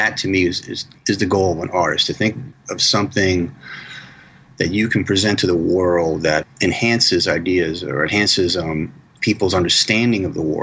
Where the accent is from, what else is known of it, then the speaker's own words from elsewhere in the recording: United States; I'm U.S. centric just because I'm American